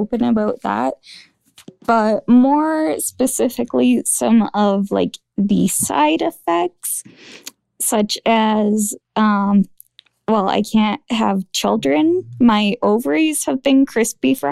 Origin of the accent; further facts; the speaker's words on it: Alberta, Canada; I'm from Alberta, Canada